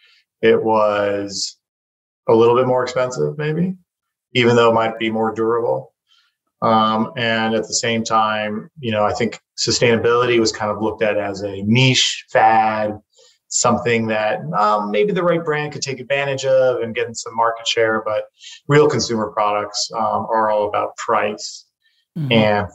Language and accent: English; Taiwan; moved away; also born or lived in United States / China; I was born and raised in Taiwan